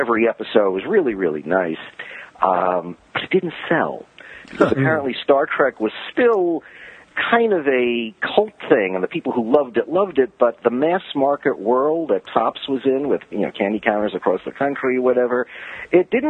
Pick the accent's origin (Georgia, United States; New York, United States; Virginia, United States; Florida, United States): New York, United States; New York City; I grew up in Brooklyn